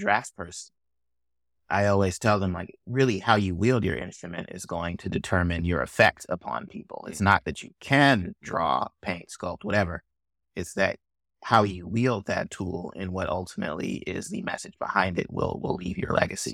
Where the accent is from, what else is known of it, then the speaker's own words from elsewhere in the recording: Oakland, California, United States; also born or lived in Chicago; now in Kansas City, United States; I grew up in Oakland in the tail end of the early two thousands